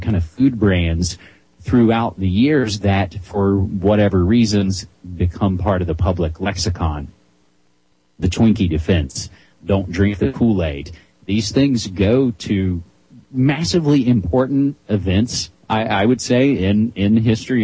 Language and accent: English; West Virginia, United States; moved away as an adult; now in Oregon, United States; I'm born and raised in West Virginia. For first 28 years of my life